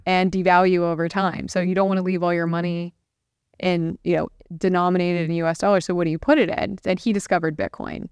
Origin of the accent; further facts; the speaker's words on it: Central Florida, United States; moved away as an adult; also born or lived in Washington, D.C.; I'm a native Floridian. I grew up in Central Florida.